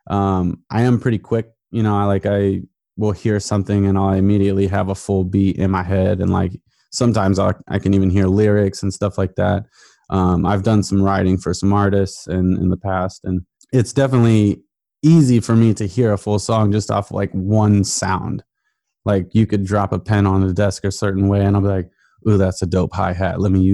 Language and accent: English; Portland, Oregon, United States; moved away as an adult; also born or lived in Virginia; growing up in Portland